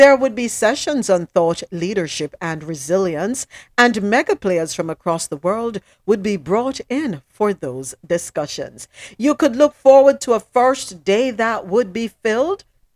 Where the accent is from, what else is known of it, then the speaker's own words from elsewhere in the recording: Jamaica; I am Jamaican. Mm-mm. I am Jamaican